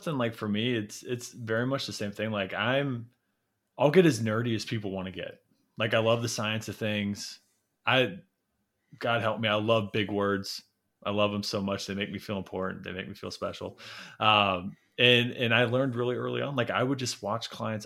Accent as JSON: {"language": "English", "region": "Midwest", "country": "United States", "tie": "born or raised there", "said": "growing up in the Midwest"}